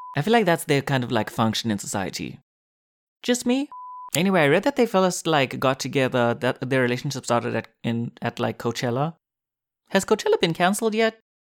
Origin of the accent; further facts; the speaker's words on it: South Africa; moved away as an adult; now in Korea; South Africa, my home country